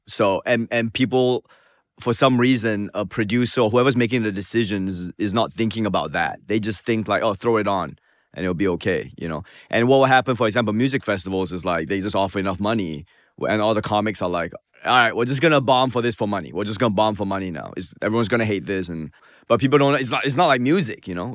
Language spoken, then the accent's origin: English; Singapore; moved away; also born or lived in Manchester, New Hampshire; as a Singaporean